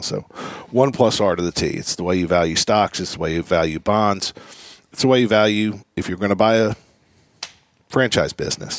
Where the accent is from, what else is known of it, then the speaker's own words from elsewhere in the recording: Philadelphia, Pennsylvania, United States; growing up in Philadelphia